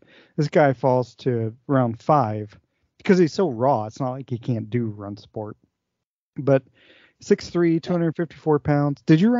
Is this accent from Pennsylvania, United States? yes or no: yes; Erie, Pennsylvania, United States; I grew up in Erie, PA, but I went to West Virginia.